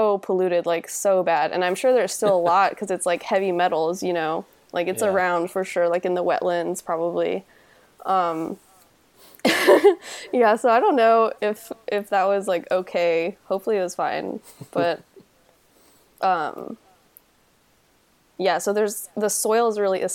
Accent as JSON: {"language": "English", "region": "Texas", "country": "United States", "tie": "born or raised there", "said": "where I grew up in Texas is like pretty heavily developed"}